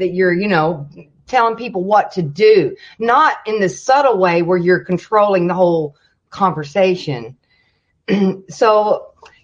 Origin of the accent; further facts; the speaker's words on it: the Bible Belt, United States; I grew up in the Bible Belt